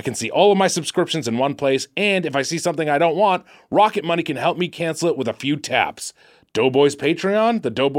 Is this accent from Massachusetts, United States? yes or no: no; Dayton, Ohio, United States; I'm from Dayton, Ohio.